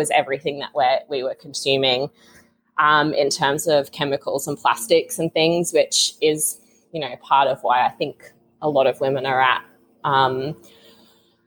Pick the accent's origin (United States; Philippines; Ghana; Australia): Australia; Capricorn Coast, Queensland; moved away as an adult; also born or lived in Sydney / London; I'm living in my hometown at the moment because my family's here